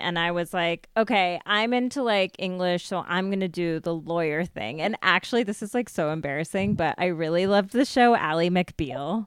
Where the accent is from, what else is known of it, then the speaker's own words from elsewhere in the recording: United States; growing up in America as a brown person